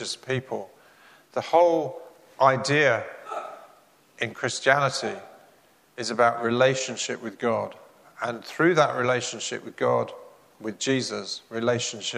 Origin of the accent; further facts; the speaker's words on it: England, United Kingdom; As an Englishman